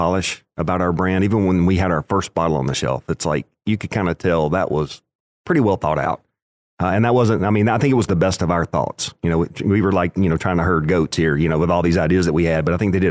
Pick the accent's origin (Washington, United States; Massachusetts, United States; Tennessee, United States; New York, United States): Tennessee, United States; West; I grew up in West Tennessee